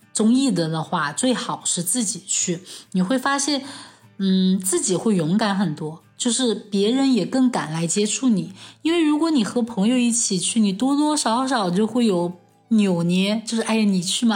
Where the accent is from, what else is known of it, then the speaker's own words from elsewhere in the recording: Chengdu, Sichuan, China; 我从小在成都长大，现在也在成都工作